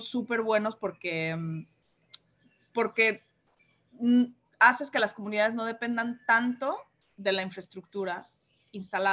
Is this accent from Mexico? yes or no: yes; Mexico; now in Panama; soy mexicana